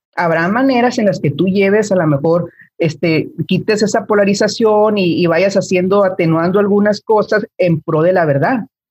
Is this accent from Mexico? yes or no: yes; Mexico; tú y yo somos de México